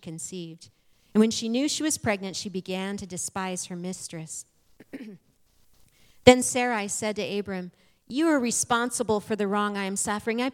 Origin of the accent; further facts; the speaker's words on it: Arizona, United States; moved away as an adult; now in Springfield, United States; I'm from Arizona. Born, raised, lived there and nowhere else my entire life until almost 3 years ago